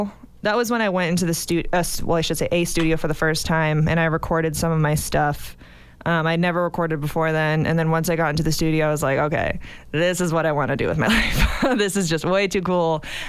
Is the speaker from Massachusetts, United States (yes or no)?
yes; Westwood, Massachusetts, United States; moved away as an adult; now in Nashville, United States; I'm originally from Westwood, Massachusetts, and now I'm living in Nashville.